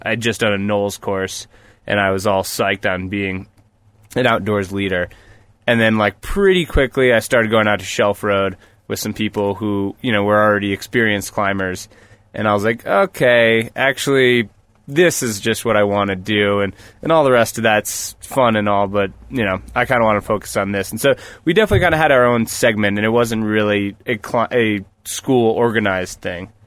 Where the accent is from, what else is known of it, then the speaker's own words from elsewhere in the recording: New Paltz, New York, United States; moved away; also born or lived in Colorado; I grew up in New York, actually, in Newpaltz